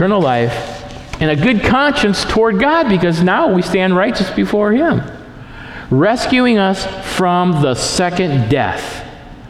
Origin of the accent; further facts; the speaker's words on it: Lansing, Michigan, United States; also born or lived in Portland; now in Stanwood, United States; I grew up in Lansing, Michigan, a very industrial town, and then I moved to downtown Portland, or to Portland